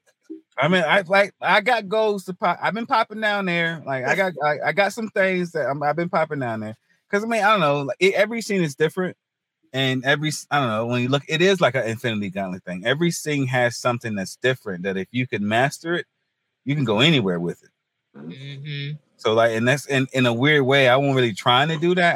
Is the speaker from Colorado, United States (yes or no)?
no; Hertford, North Carolina, United States; also born or lived in Greenville, North Carolina / Wilmington, North Carolina; now in Raleigh, United States; I'm from North Carolina originally. Um, small town, North Carolina. It's near the um, northeast coast. It's called Hertford, North Carolina